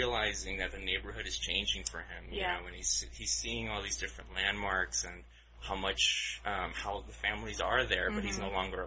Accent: Los Angeles, California, United States; accent: less Spanish sounding but more black sounding; what it's like to be brown in South Central Los Angeles, where my accent is less Spanish sounding but more black sounding

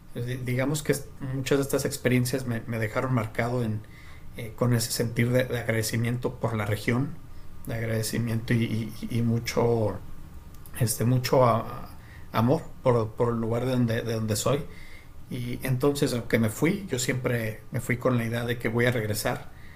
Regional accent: Mexico; moved away; also born or lived in New York / United States; porque no hablaba el lenguaje o por ser mexicano

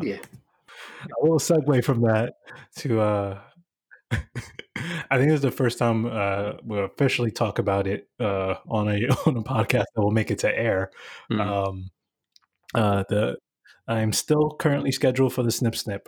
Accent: New York City, New York, United States; I'm the kid from Bushwick

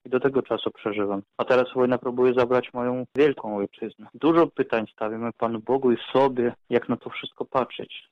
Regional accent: Donetsk, Donetsk Oblast, Ukraine; moved away as an adult; also born or lived in Kraków; Ta wojna, która zaczęła się jeszcze w 14 roku, zabrała moją małą ojczyznę

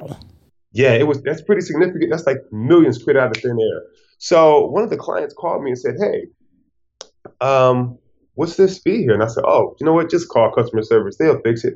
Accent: Detroit, Michigan, United States; moved away as an adult; I'm from Detroit, Michigan

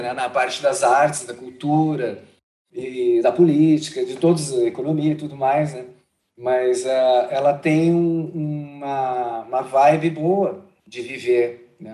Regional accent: Porto Alegre, Rio Grande do Sul, Brazil; sempre fiquei em Porto Alegre, morei muito na região metropolitana de Porto Alegre

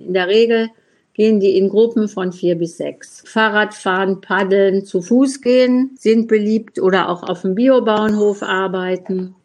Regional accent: Essen, North Rhine-Westphalia, Germany; ich komme ja aus Essen

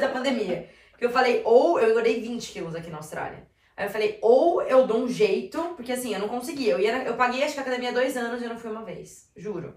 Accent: Bragança, Brazil; eu sou de Bragança

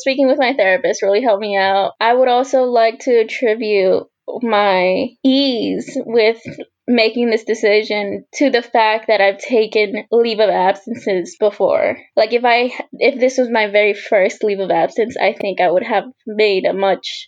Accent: Houston, Texas, United States; I'm originally from Houston, Texas, but my family immigrated from El Salvador in the 80s

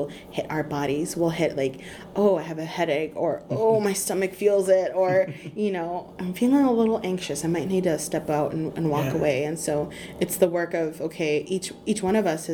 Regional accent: California, United States; I'm from California, here in Texas right now with you

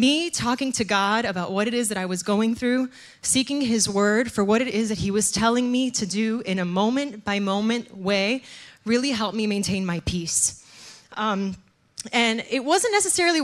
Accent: Miami, Florida, United States; moved away as an adult; now in New Jersey, United States; I'm originally from Miami, Florida

